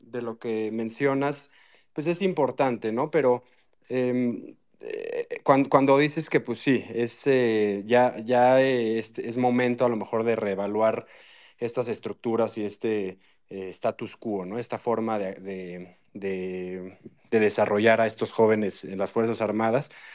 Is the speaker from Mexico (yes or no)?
yes; Mexico; soy mexicano como todos nosotros